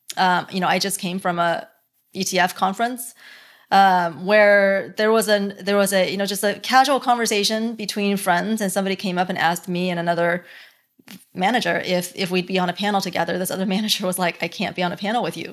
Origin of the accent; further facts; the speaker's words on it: Dallas or Plano, Texas, United States; also born or lived in Beijing, China / Hong Kong; Dallas or Plano is where I grew up. before that, it would be Beijing